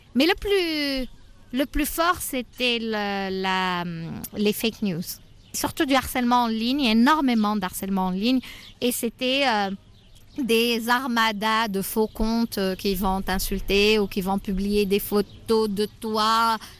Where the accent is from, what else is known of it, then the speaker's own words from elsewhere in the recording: southern Tunisia, Tunisia; moved away as an adult; also born or lived in France; Je viens du sud de la Tunisie, qui est une région euh, qui a toujours été oubliée et très pauvre